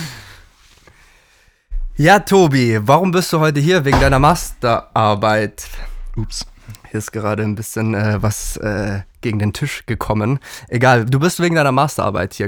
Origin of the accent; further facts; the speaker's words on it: Allgäu, Bavaria, Germany; now in Berlin, Germany; ich bin ja aus dem Allgäu